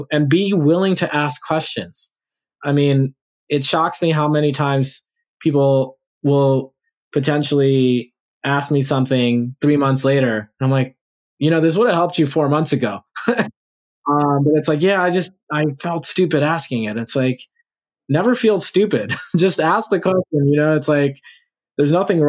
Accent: New Orleans, Louisiana, United States; now in Los Angeles, United States; people in Louisiana, my home state

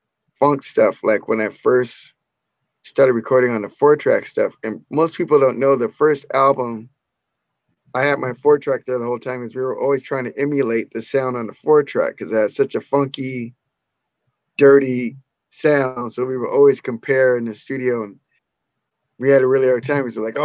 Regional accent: Orange County, California, United States; I'm from Orange County. We're from Orange County.

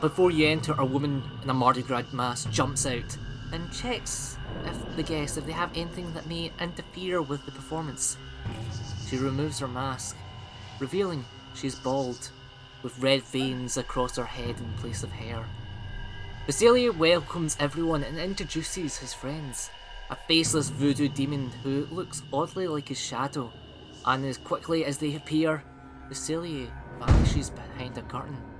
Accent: Scotland, United Kingdom; accent: Scottish; my Scottish accent

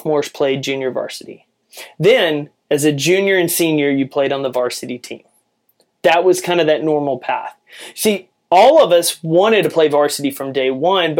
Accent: Jacksonville, Texas, United States; I grew up in East Texas where football is king.

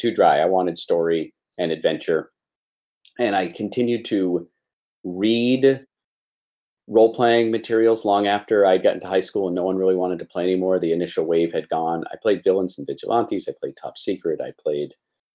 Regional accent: Portland, Maine, United States; I was born in Portland, Maine

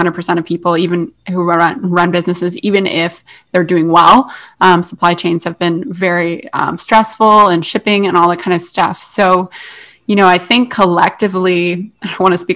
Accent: Canada; we're both Canadian

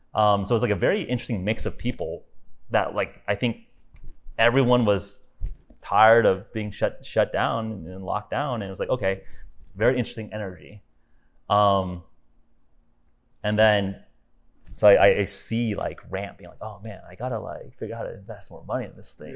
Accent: Los Angeles, California, United States; moved away as an adult; also born or lived in Silicon Valley; now in Miami, United States; I'm originally from California, born and raised in Los Angeles.

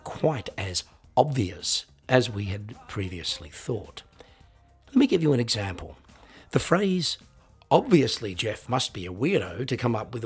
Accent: Australia

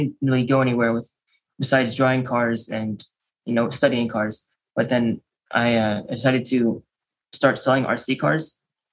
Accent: Maryland, United States; also born or lived in Chicago, Illinois; We moved to Maryland, which is where I am now

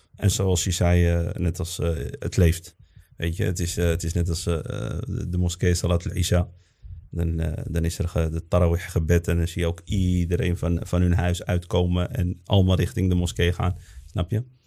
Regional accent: Netherlands; also born or lived in Morocco; wij zijn in Nederland ook geboren als moslims en opgevoed als moslims

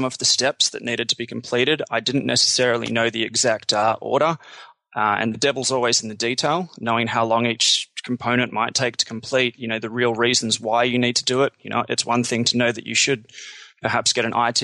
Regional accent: Australia; moved away as an adult; also born or lived in Canada; I'm Australian

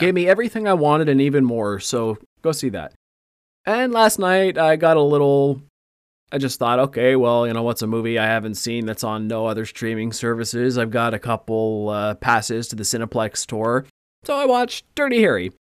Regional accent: Canada; we're Canadian

